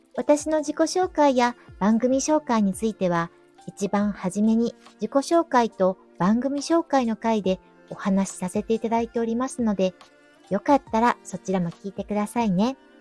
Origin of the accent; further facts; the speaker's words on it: Kyoto, Japan; 私が大好きな地元の京都